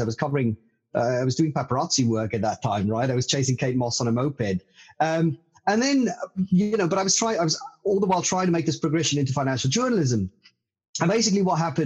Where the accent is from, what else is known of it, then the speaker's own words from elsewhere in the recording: South Africa; now in London, United Kingdom; I grew up a stone's throw away from the South African gold fields in central South Africa